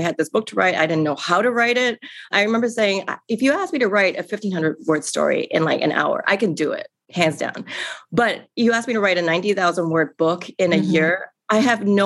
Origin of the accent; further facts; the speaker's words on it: Singapore; now in New York City, United States; I grew up in Singapore in a very traditional Chinese family